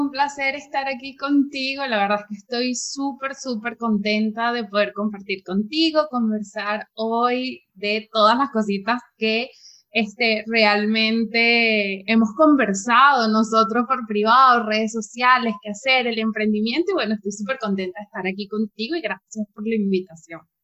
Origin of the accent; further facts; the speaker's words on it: Venezuela; moved away as an adult; yo soy venezolana